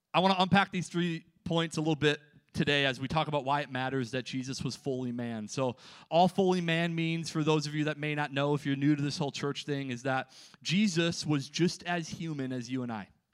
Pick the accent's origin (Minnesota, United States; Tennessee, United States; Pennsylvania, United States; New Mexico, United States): Minnesota, United States; I'm from Minnesota